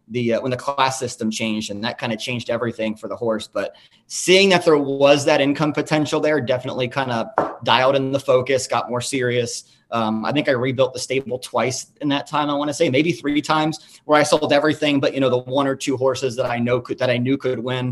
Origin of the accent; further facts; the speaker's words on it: Kentucky, United States; I grew up in Kentucky, you know, Cincinnati, right across the river. We've got a horse park that was 10 minutes from where I grew up